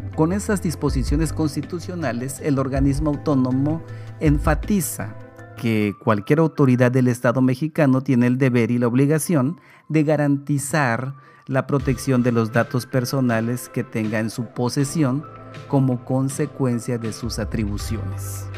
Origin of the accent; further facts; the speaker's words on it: Spain; como español